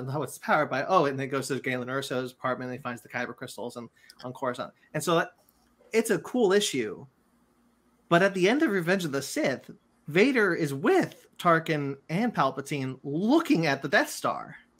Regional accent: Monterey, California, United States; moved away; I've been up in, in my hometown, Monterey, where, um, where my, my, my father is

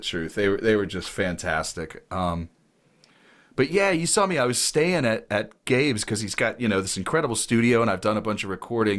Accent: Ohio, United States; I grew up in Ohio

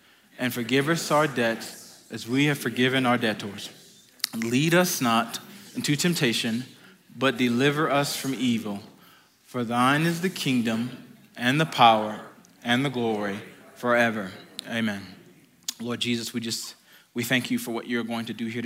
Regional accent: United States; moved away; I feel like I'm more Manitouan than I am American at this point

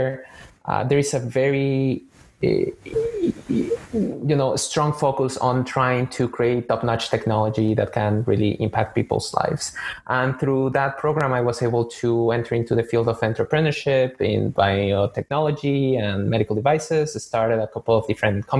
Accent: Mexico City, Mexico; moved away as an adult; now in Boston, United States; I'm originally from Mexico City, born and raised

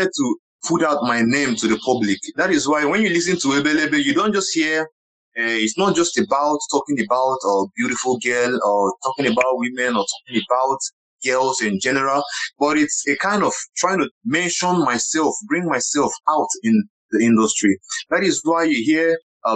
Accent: Ibere, Abia, Nigeria; first language Igbo; English is a second language; moved away as an adult; also born or lived in Aba; now in Lagos, Nigeria; I am a Nigerian. I was born in Ibere in Abia State. I grew up in Ibere. At least I stayed about 18 years down in my village

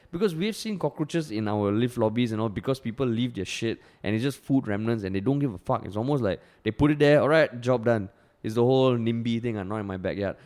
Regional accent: Singapore; growing up in Singapore, I don't know how it is now, but back then community service was so uncool

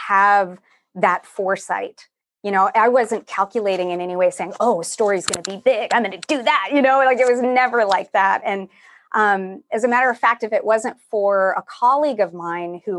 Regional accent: Texas, United States; now in San Francisco, United States; I'm from Texas originally.

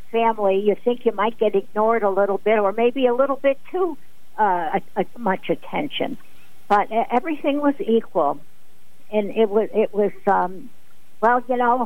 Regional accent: New London, Connecticut, United States; I grew up in New London and down at Ocean Beach.

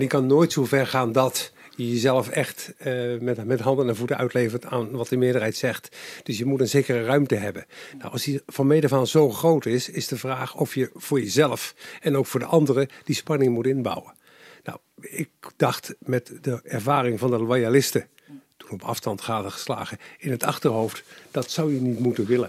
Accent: Capelle aan den IJssel, South Holland, Netherlands; ik ben geboren in Capelle aan de IJssel

